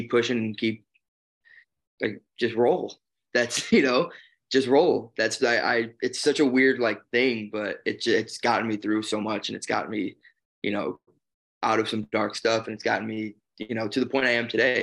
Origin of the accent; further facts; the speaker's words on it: Chicago, Illinois, United States; moved away as an adult; also born or lived in New Jersey; I'm originally from Chicago, and I moved over to New Jersey to start training